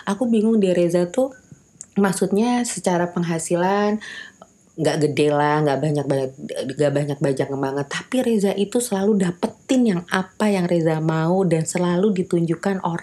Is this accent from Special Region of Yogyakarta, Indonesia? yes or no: no; West Java, Indonesia; karena sama-sama orang Sunda kebayan kalau rekan kerja aku bukan orang Sunda emang